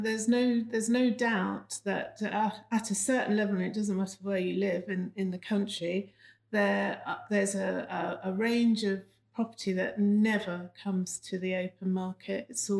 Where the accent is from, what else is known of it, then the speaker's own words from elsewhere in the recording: London, United Kingdom; moved away as an adult; also born or lived in Cheltenham; Born and raised in London and in Kensington.